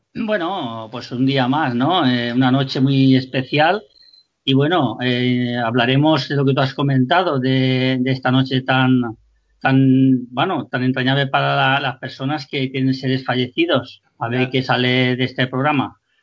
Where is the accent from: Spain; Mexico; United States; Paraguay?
Spain